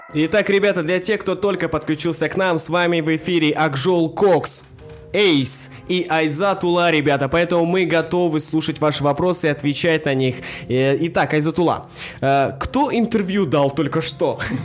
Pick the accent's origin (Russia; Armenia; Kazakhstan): Kazakhstan; Aktobe, Aktobe Region; Мне 23 года, я городом из Актюбинска.